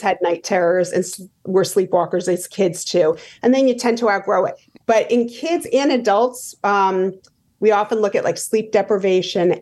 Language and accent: English; Rhode Island, United States; I grew up in Rhode Island